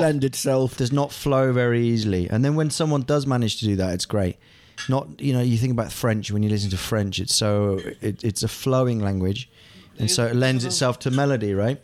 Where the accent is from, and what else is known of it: England, United Kingdom; born or raised there; first language German; moved away as an adult; also born or lived in Heidelberg, Germany; now in Prague, Czech Republic